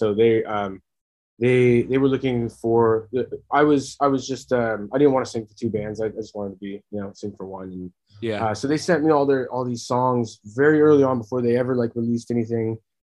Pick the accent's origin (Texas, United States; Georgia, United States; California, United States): California, United States; Chico; also born or lived in Bay Area; now in Sacramento, United States; I'm from Northern California, up near the Chico area